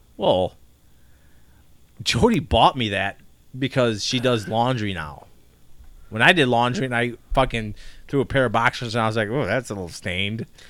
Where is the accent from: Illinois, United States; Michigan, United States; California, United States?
Illinois, United States; Chicago; we're from Chicago